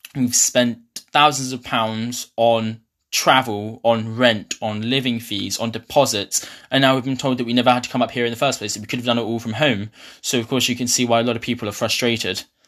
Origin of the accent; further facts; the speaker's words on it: Ipswich, East of England, United Kingdom; moved away as an adult; now in Glasgow, United Kingdom; I'm from Ipswich